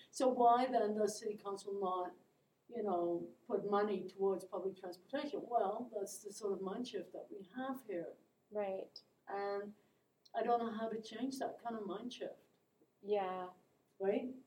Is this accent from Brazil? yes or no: no; Netherlands; moved away as an adult; now in Lethbridge, Canada; I born and raised in Holland. Yeah. Um, and didn't come to Canada until later in my life.